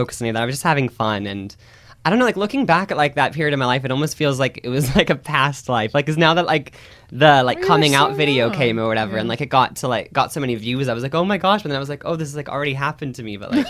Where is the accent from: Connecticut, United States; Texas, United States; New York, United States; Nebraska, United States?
Nebraska, United States; I'm Nebraska.